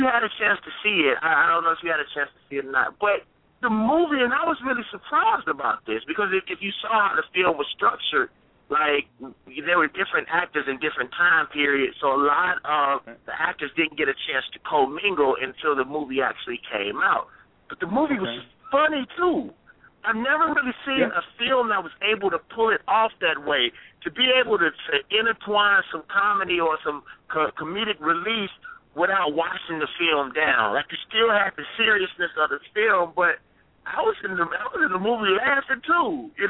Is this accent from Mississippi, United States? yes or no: yes; Mississippi, United States; And I'm from Mississippi.